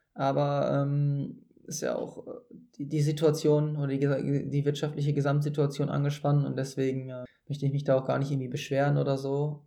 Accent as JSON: {"language": "German", "town": "Hattingen", "region": "North Rhine-Westphalia", "country": "Germany", "said": "ich komme ja ursprünglich aus, äh, aus der Grenze zu Essen, noch genauer mhm. aus äh, Niederwenigern"}